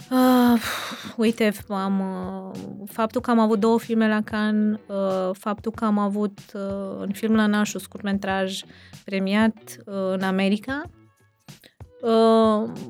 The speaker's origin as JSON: {"language": "Romanian", "town": "Brașov", "region": "Brașov County", "country": "Romania", "said": "noi suntem din Brașov și am bătut pariu cu soțul meu că e, nu e în Brașov și e filmat în altă parte"}